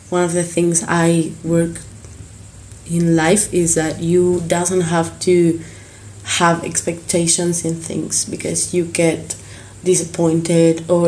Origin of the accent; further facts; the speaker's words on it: Buenos Aires, Argentina; now in Bariloche, Argentina; Yeah, I'm from Buenos Aires and I live in Bariloche now.